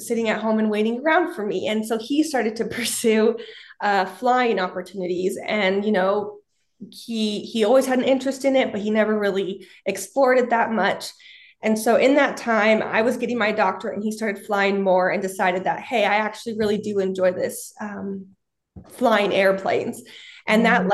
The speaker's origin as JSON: {"language": "English", "region": "Utah", "country": "United States", "tie": "born or raised there", "also_born_or_lived": "Kansas City", "moved": "as an adult", "said": "I grew up in Utah and I really wanted to get out of the Utah bubble"}